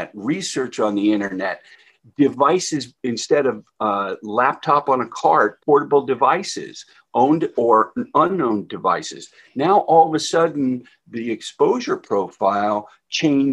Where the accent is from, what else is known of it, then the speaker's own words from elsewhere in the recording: New Jersey, United States; I'm from New Jersey